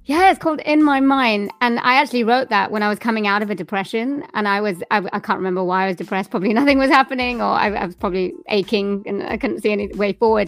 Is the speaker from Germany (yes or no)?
no; Swansea, Wales, United Kingdom; born or raised there